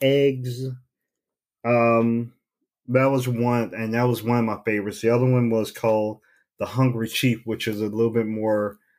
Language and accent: English; Gary, Indiana, United States; my hometown of GI.